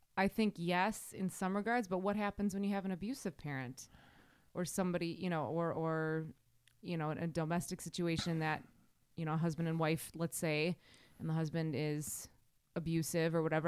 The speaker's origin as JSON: {"language": "English", "region": "Wisconsin", "country": "United States", "accent": "Wisconsin, Midwestern", "said": "my Wisconsin accent"}